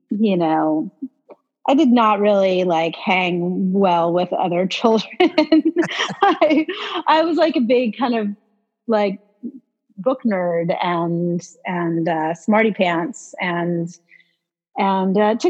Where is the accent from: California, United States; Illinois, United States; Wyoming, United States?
California, United States; Atherton; moved away as an adult; now in Los Angeles, United States; I'm originally from San Francisco Bay Area. I grew up in a town called Atherton, which is in the suburbs of San Francisco, kind of near Stanford University